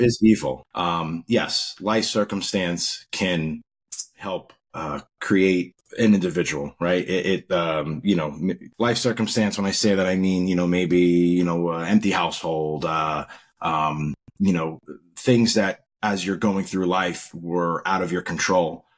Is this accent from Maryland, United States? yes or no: no; Long Island, New York, United States; also born or lived in Rego Park, Queens, New York / Virginia; Yeah, I grew up in Long Island, New York. Uh, started out as a baby in Rego Park, Queens and my family moved out to Long Island when I was very young.